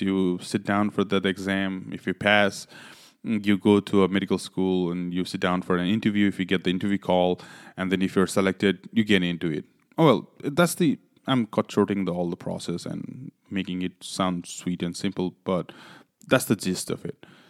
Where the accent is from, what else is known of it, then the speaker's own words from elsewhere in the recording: Nepal; also born or lived in Louisiana; now in New York, United States; originally I'm from Nepal.